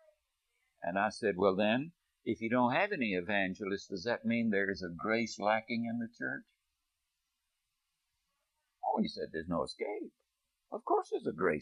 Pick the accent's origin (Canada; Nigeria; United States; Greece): United States; as an American